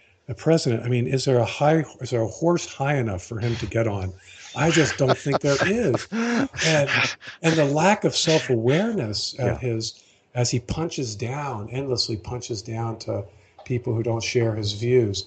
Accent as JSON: {"language": "English", "town": "Baltimore", "region": "Maryland", "country": "United States", "tie": "born or raised there", "said": "I was born and raised in Baltimore, an Episcopalian."}